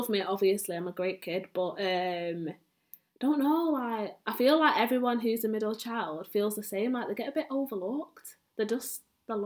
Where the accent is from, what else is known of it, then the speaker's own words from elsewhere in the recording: Manchester, North West England, United Kingdom; I am from Manchester, and within Manchester, I live in Longside